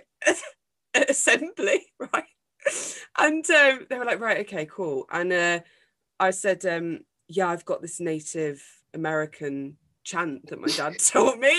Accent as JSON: {"language": "English", "area": "Derbyshire", "region": "East Midlands", "country": "United Kingdom", "tie": "born or raised there", "also_born_or_lived": "Manchester", "said": "I moved from Manchester to this tiny little place in the middle of Derbyshire"}